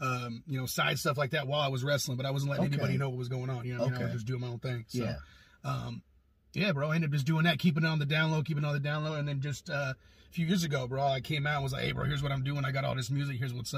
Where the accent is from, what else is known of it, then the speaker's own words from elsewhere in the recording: Gresham, Oregon, United States; going to Gresham High School, man, Hollydale Elementary School, living with my grandparents